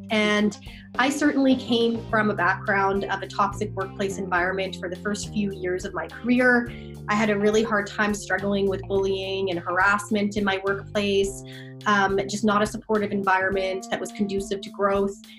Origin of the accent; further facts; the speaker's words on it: Fort McMurray, Alberta, Canada; moved away as an adult; also born or lived in Calgary, Alberta; now in Vancouver, Canada; I'm from Fort McMurray, Alberta. Uh, but yeah, I am. I was born there, raised there.